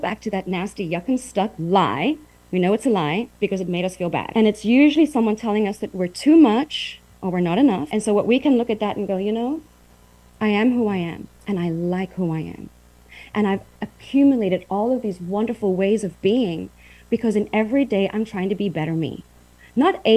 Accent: Uitenhage, Eastern Cape, South Africa; moved away as an adult; also born or lived in Port Elizabeth, South Africa / New York City, United States / Taiwan; I grew up in South Africa, Uitenhage, went to college in Port Elizabeth

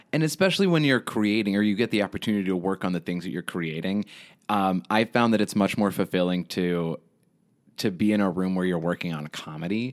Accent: Houston, Texas, United States; also born or lived in Lubbock, Texas; I was born in Lubbock, Texas, and then I moved to Houston when I was, like, seven years old

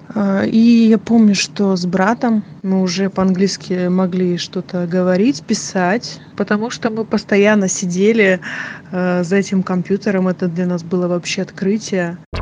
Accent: Sakhalin Oblast, Russia; Я выросла на Сахалине

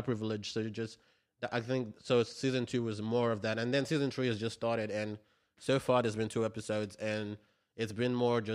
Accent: Nigeria; now in Australia; being Nigerian

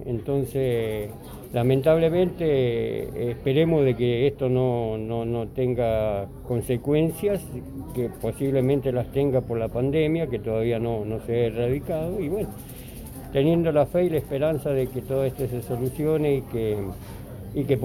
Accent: Argentina; moved away as an adult; now in United States; soy argentino, tengo 66 años, estoy hace 20 años acá en Estados Unidos.

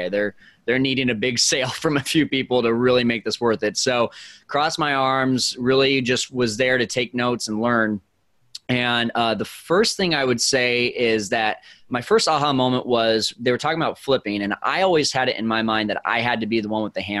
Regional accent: Fresno, California, United States; moved away as an adult; also born or lived in Arizona; I needed to be back in my hometown of Fresno, California

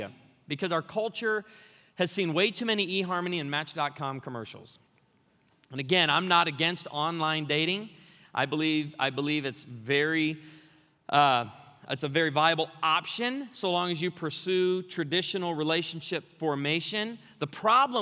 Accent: Branson, Missouri, United States; I'm from Branson, Missouri.

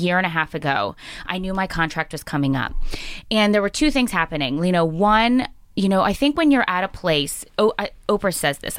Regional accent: Pittsburgh, Pennsylvania, United States; moved away as an adult; also born or lived in Syracuse / upstate New York / the Midwest / North Carolina; when I was a little girl growing up in Pittsburgh, I went to North Hills High School.

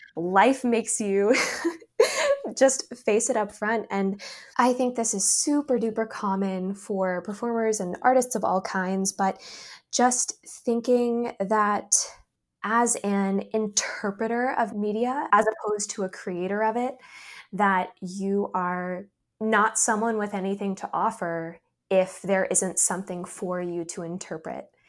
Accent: North Carolina, United States; also born or lived in New York; my home state of North Carolina

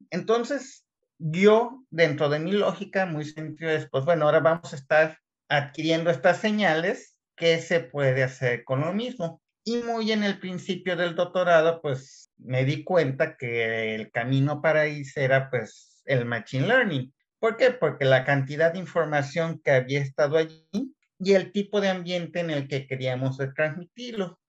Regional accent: Guadalajara, Jalisco, Mexico; moved away as an adult; also born or lived in Querétaro; now in Kiruna, Sweden; yo soy de Guadalajara y allí estudié mecatrónica

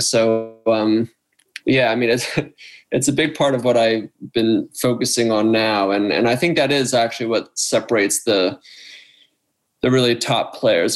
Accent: Wayne, Pennsylvania, United States; I'm from Wayne, Pennsylvania, near where uh, where Mitch has his practice now. That's where I grew up

